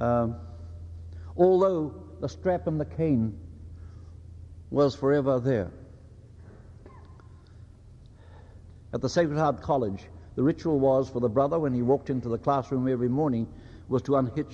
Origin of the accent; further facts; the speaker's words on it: Northland, New Zealand; first language Māori; English is a second language; I was born in Taitokarau